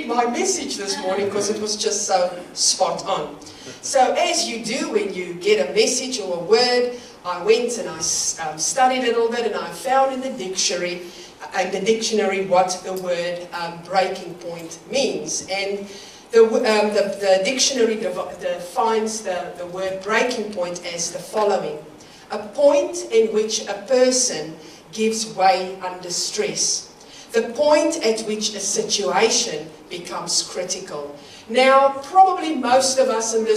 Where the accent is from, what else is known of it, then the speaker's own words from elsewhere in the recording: South Africa; moved away as an adult; also born or lived in Greymouth, New Zealand; now in Ashburton, New Zealand; as you can hear from my accent, I was born in South Africa, and we have immigrated to this amazing place about 18 years ago